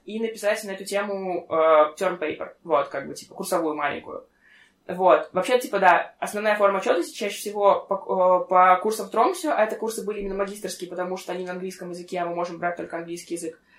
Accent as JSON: {"language": "Russian", "country": "Russia", "moved": "as an adult", "lives_now": "Norway", "said": "я из России"}